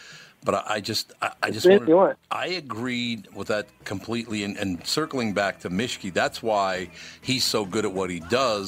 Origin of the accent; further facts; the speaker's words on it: Minneapolis, Minnesota, United States; I grew up in North Minneapolis.